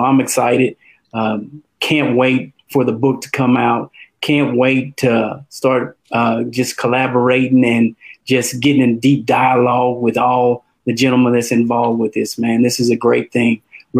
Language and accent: English; Conroe, Texas, United States; I'm from Conroe, Texas.